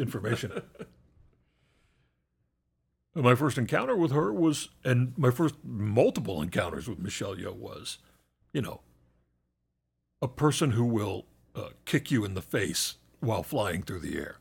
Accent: United States; an American

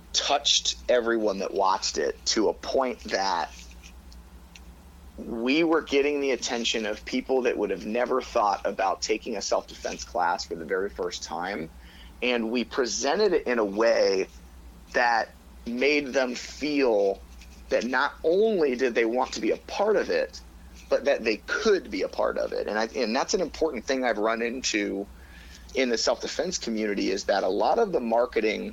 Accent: Youngstown, Ohio, United States; I grew up in Youngstown

